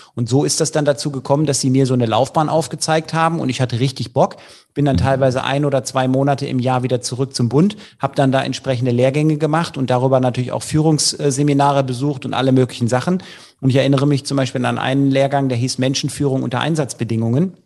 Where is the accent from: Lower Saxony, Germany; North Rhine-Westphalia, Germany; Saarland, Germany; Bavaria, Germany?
North Rhine-Westphalia, Germany; Leverkusen; ich komme ja aus Leverkusen